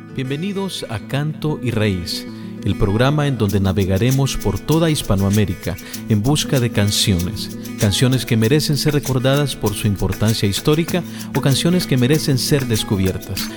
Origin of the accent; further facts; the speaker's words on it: El Salvador; Yo soy de eh, del Salvador